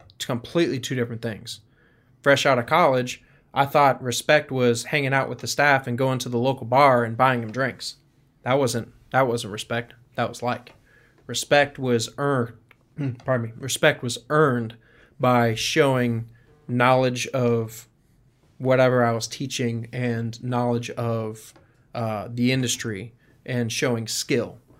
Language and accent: English; Stuart, Florida, United States; moved away; I grew up in Stuart, Florida